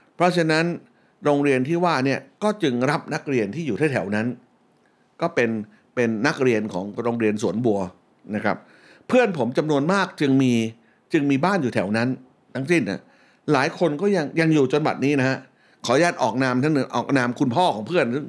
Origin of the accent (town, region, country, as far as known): Bangkok, Thailand; born or raised there